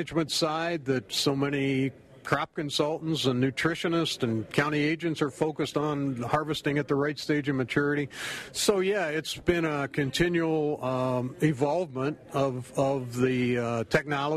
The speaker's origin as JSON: {"language": "English", "region": "Pennsylvania", "country": "United States", "tie": "born or raised there", "also_born_or_lived": "Maryland", "moved": "as an adult", "lives_now": "Wisconsin, United States", "said": "I grew up on the East Coast in Pennsylvania, and growing up, we always fed a lot of corn silage"}